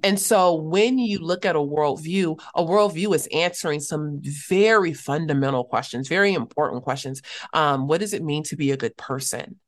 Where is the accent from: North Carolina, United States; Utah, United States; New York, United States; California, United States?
California, United States; Los Angeles; also born or lived in Cape Town, South Africa; I'm from Los Angeles